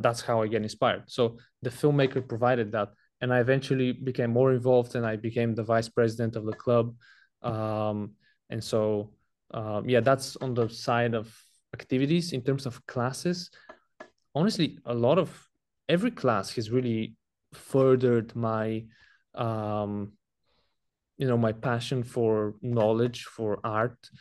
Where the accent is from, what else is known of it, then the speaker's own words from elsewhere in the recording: Bulgaria; moved away as an adult; I'm from Bulgaria. That's where I was born, and I lived up until I was nineteen, until I came to college.